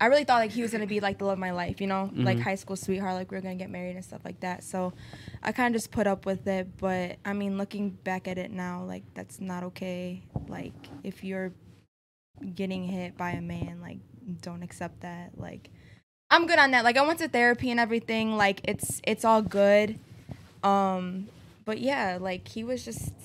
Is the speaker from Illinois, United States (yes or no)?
yes; Lake in the Hills, Illinois, United States; also born or lived in Chicago, Illinois; I'm from Lake in the Hills